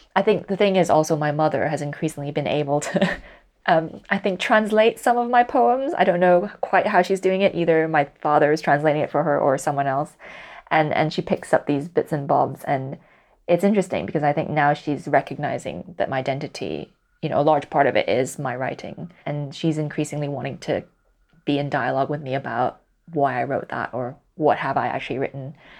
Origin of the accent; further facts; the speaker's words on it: Hong Kong; first language Cantonese; English is a second language; moved away as an adult; now in United Kingdom; I was born and raised in Hong Kong, but my mother doesn't speak English. Uh, my father does, and at home we would only speak in Cantonese